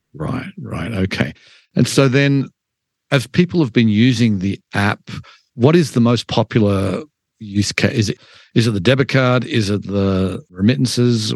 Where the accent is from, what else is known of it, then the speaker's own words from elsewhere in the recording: Australia; now in United States; I'm an immigrant from Australia